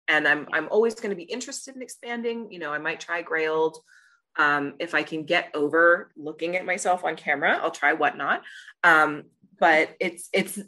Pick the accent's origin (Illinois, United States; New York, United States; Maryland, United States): Maryland, United States; Glen Burnie; I'm from Glen Burnie